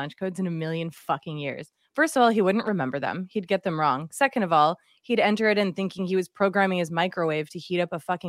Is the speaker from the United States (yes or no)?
yes; Massachusetts, United States; I can say my R's. So I'm from Massachusetts. So I had to retrain myself on how R's work.